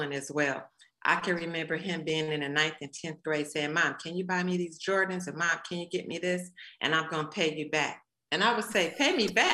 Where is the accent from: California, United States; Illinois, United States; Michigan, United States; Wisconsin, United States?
Illinois, United States; Chicago; moved away; I'm originally from Chicago